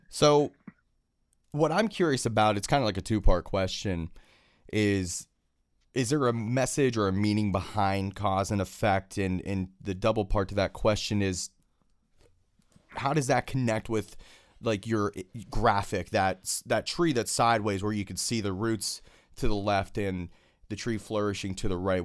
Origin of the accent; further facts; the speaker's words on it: Pittsburgh, Pennsylvania, United States; Born and raised in Pittsburgh, I am